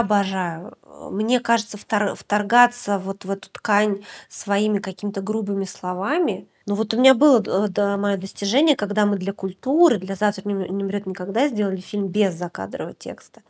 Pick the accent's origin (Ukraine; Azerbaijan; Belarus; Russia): Russia; Deputatsky, Sakha Republic; moved away; я родилась в Якутии. Я родилась в маленьком поселке практически на берегу Северного Ледовитого океана. Он называется Депутатский.